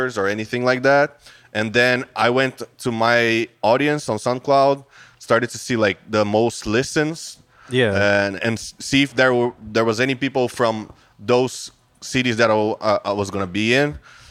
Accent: Brazil; I have Portuguese, family, but I was born in Brazil.

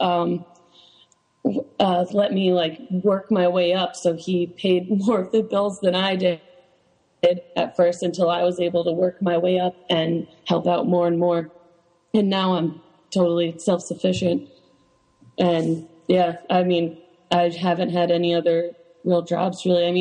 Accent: Newtown, Connecticut, United States; I grew up in Connecticut. I actually grew up in Newtown, Connecticut in Sandy Hook.

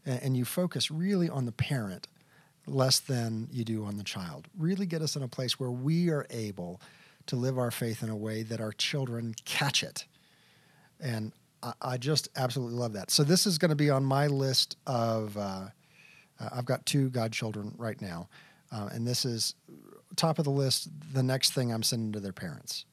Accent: Texas, United States; also born or lived in New Hampshire / Kentucky / Kansas; now in Colorado Springs, United States; I'm a Texas boy. I grew up in Texas

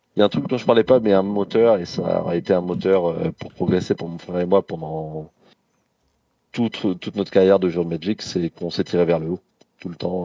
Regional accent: Aubervilliers, Île-de-France, France; j'ai grandi à Aubervilliers, en Seine-Saint-Denis.

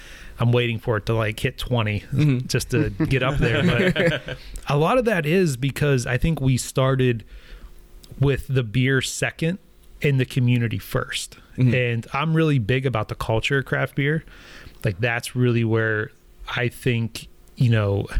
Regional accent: Belle Vernon, Pennsylvania, United States; I'm from Bell Vernon, actually. It's originally where I'm from. And I graduated like in the early 2000s

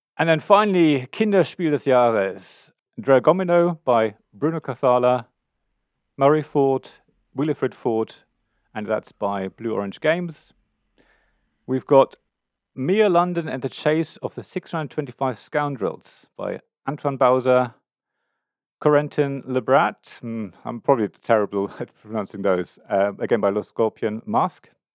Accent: Germany; now in United Kingdom; I come from Germany originally

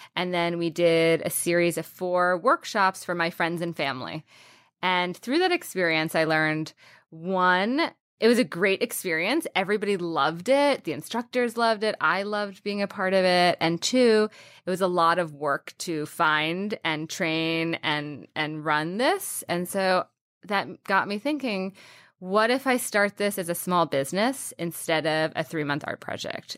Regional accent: Washington, District of Columbia, United States; in the D C area

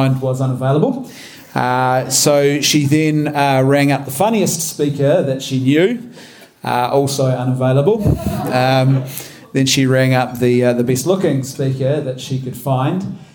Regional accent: Rangiora, Canterbury, New Zealand; I come from a small town called Rangiora, which is just north of Christchurch

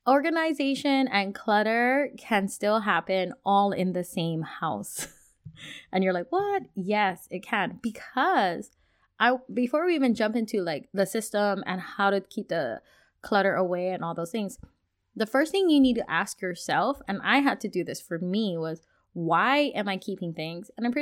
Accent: Hawaii, United States; the society that I grew up in back in Hawaii, where our culture, there was, I want to say, an underlining theme that you have to keep things just in case. Because we lived on an island.

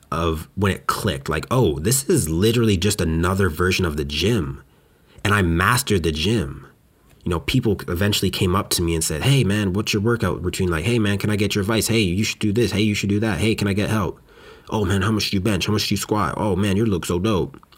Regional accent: West Coast, Canada; now in Montreal, Canada; Now, when I came out from West Coast Canada to here in Montreal, it was painful

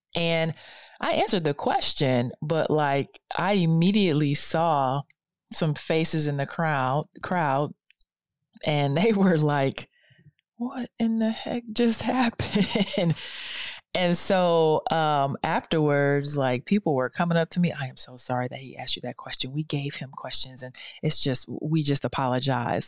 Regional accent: Detroit, Michigan, United States; moved away; Detroit, my hometown.

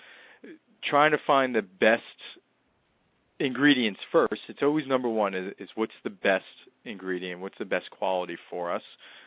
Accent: New Jersey, United States; I'm from North Jersey

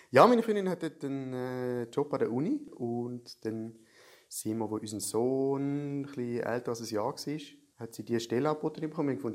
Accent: Schaffhausen, Switzerland; also born or lived in Thurgau; ich sehe mich eigentlich immer so als Schaffhauser Aszendent Thurgauer.

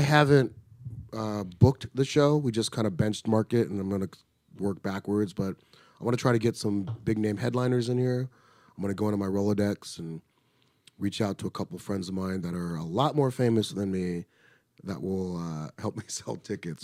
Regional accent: Riverside, California, United States; I grew up in Riverside, California

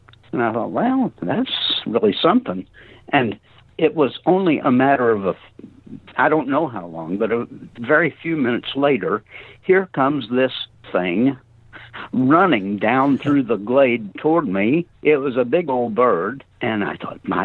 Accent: Missouri, United States; Fell into a very sizable and energetic practice here in my hometown

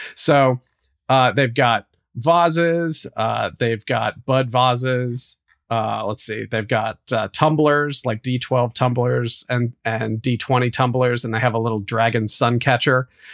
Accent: West Virginia, United States; I grew up in West Virginia

